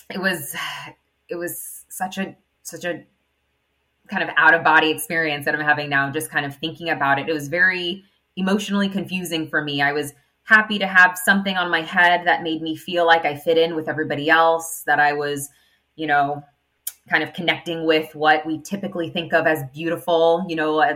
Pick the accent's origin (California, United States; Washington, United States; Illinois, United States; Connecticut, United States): California, United States; Inland Empire; We're from the Inland Empire